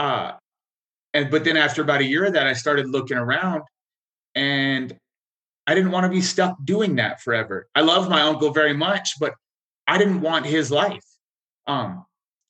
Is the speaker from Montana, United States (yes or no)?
yes; rural northwestern Montana, United States; also born or lived in Wailuku, Hawaii / Alaska; I grew up in a town that might have had 5,000 people.